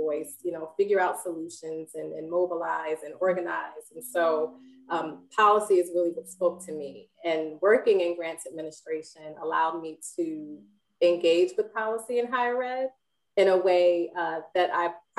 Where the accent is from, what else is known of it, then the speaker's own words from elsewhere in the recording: Philadelphia, Pennsylvania, United States; And so I grew up in North Philly, and my grandparents had a garden, a patch of land in the middle of North Philly.